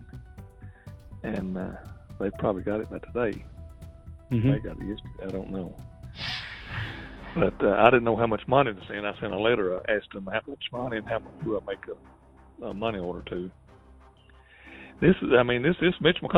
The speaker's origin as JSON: {"language": "English", "region": "Kentucky", "country": "United States", "said": "I'm from Kentucky"}